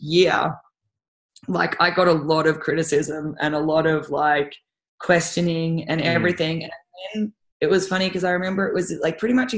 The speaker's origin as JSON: {"language": "English", "country": "Australia", "said": "I'm from Australia."}